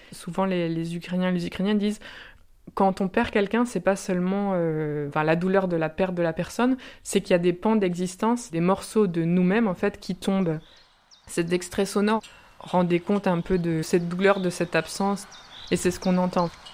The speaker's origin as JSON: {"language": "French", "region": "Brittany", "country": "France", "tie": "born or raised there", "said": "Je suis originaire de Bretagne"}